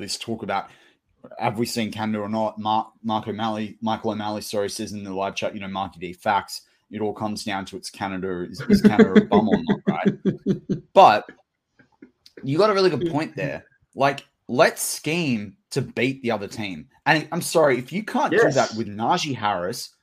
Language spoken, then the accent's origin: English; Australia; as an Australian